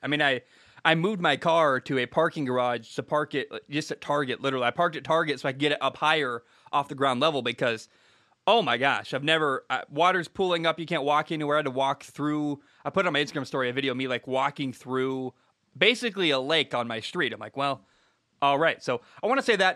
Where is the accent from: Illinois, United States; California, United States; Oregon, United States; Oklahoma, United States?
Oregon, United States; Portland; moved away; I grew up in the Northwest. I grew up in the Portland area.